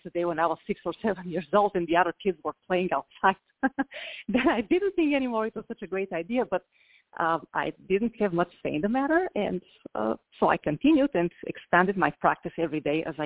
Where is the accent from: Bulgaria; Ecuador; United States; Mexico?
Bulgaria; moved away; I'm from Eastern Europe